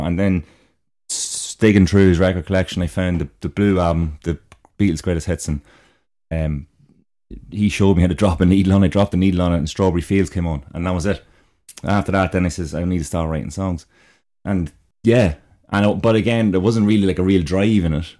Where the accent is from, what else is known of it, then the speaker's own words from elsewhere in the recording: Dundalk, County Louth, Ireland; I'm from Dundalk